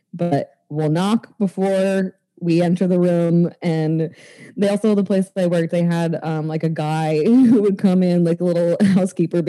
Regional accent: Maine, United States; I'm a white girl, a white Irish girl from Maine

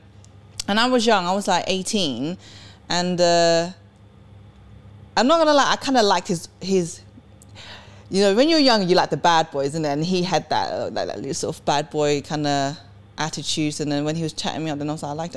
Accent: Sweden; also born or lived in England; now in United Kingdom; I was born in Sweden. I came from Sweden. And where I grew up in Sweden was like Edmonton

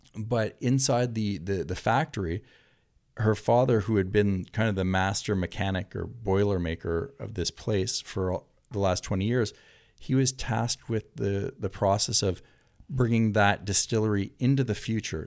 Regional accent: Canada; now in Santa Monica, United States; a Canadian from Santa Monica

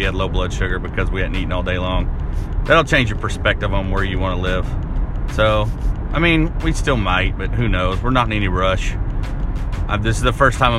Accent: Arkansas, United States; now in Lebanon; growing up in Arkansas in a small town

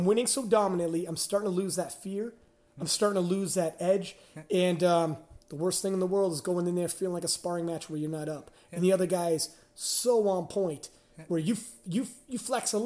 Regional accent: Canada; I'm from Canada

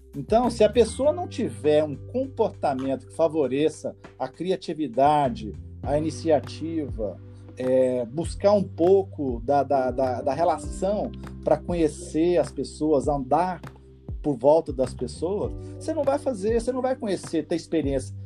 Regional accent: Goiânia, Goiás, Brazil; moved away as an adult; also born or lived in Belém / Brasília / Rio de Janeiro; now in São Paulo, Brazil; sou goiano, acho que pelo sotaque já dá para perceber. Mas eu nasci em Goiânia, me criei em Goiânia

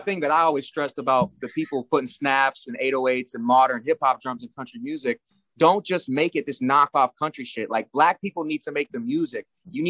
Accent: New Mexico, United States; also born or lived in Florida; I came up in the Southwest in New Mexico. When I moved to New Mexico from Florida, that's when it really started turning up.

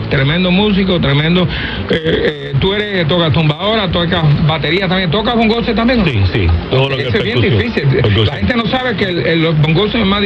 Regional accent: Puerto Rico; now in Miami, United States; yo, soy puertorriqueño.

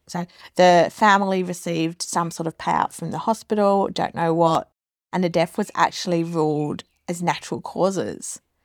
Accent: England, United Kingdom; now in Australia; I'm originally from England

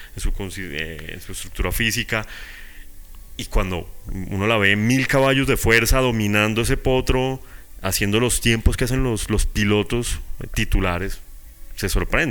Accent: Bogotá, Colombia

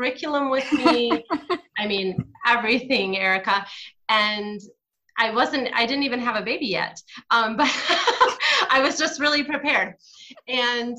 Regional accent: Michigan, United States; moved away as an adult; now in Ghana; I was raised by two Southerners who moved to Michigan in a thunder snow

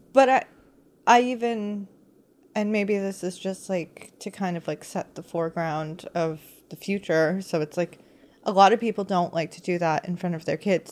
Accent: United States; me being American

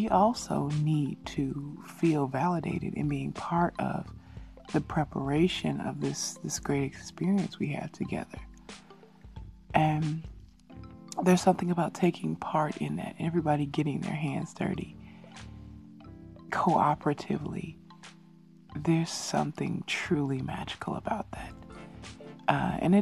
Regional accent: Chicago, Illinois, United States; moved away as an adult; now in Korea; from Chicago, my hometown

